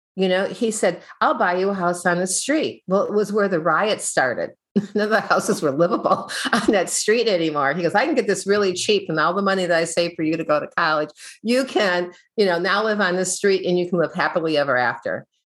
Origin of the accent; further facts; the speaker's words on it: Midwest, United States; I grew up in the Midwest